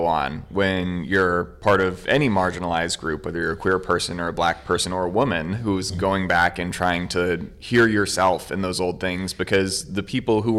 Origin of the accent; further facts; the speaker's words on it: Providence, Rhode Island, United States; I am from Providence, Rhode Island